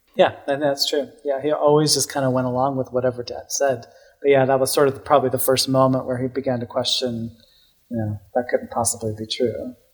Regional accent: Salt Lake City, Utah, United States; also born or lived in Denver, Colorado; now in New York, United States; I was born in Denver, Colorado, but I grew up in Salt Lake City, so okay. uh, a suburb of Salt Lake City

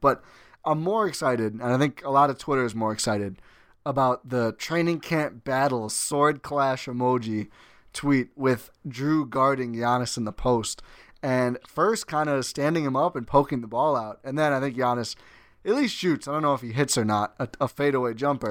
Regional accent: Milwaukee, Wisconsin, United States; born and raised in Milwaukee, Wisconsin

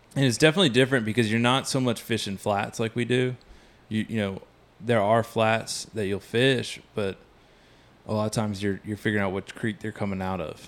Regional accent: South Carolina, United States; now in Texas, United States; I grew up in South Carolina

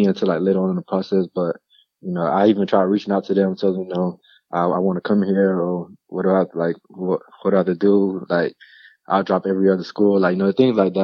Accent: Miami, Florida, United States; I was born and raised in Miami

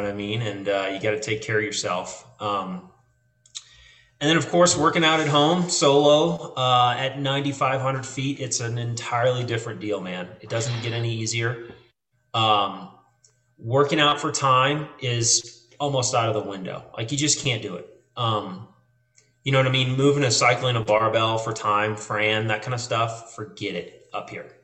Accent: New Orleans, Louisiana, United States; moved away as an adult; also born or lived in San Antonio; now in Bozeman, United States; I, I, lived in San Antonio uh, after Hurricane Katrina. I'm originally from New Orleans. Lost everything in Katrina, moved to San Antonio, whole nother life there, right?

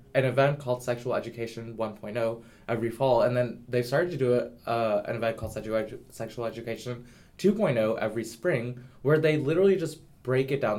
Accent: the South, United States; I'm from the South

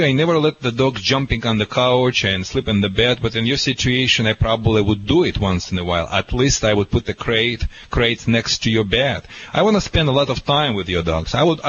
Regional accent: California, United States; accent: California

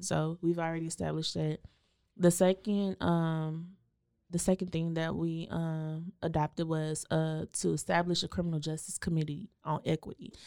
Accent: Waco, Texas, United States; I grew up in East Waco across the tracks

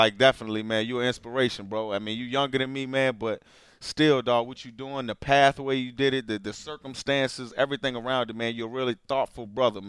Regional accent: East Coast, United States; moved away; But I'm from the East Coast.

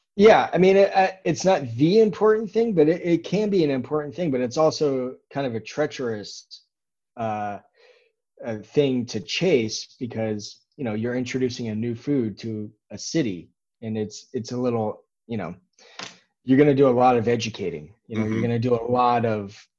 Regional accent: Dallas, Texas, United States; now in Austin, United States; we grew up in Dallas. My wife and I both did

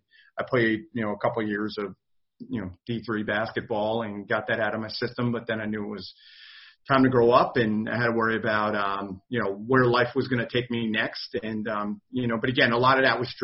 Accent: Jefferson, New Jersey, United States; growing up in New Jersey, New York, tri-state area

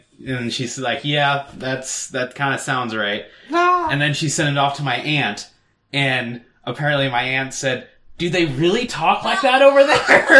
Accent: Mount Vernon, Ohio, United States; I grew up in Mount Vernon.

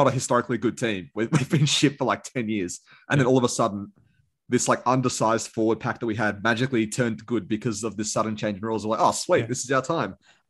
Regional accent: Sydney, New South Wales, Australia; because I grew up in Tiger territory.

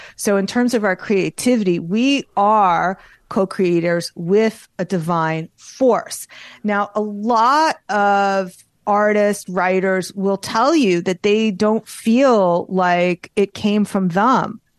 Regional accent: New York, United States; I'm Jewish and I'm from New York

